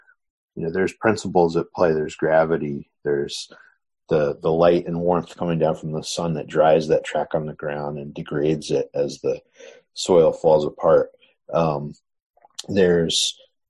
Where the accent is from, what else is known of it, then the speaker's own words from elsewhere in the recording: Southern Connecticut, United States; I grew up in Southern Connecticut